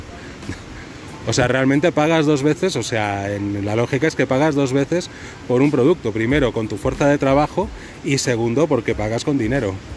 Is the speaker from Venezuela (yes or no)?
no; Catalonia, Spain; moved away; yo primero no soy de acá, soy catalán